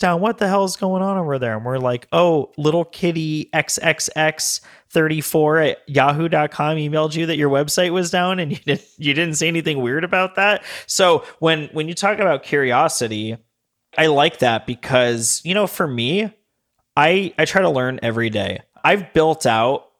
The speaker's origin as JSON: {"language": "English", "town": "Las Vegas", "region": "Nevada", "country": "United States", "tie": "born or raised there", "also_born_or_lived": "Denver", "moved": "yes", "lives_now": "Long Beach, United States", "said": "I grew up in Vegas where everything's kind of new. Moved to Denver."}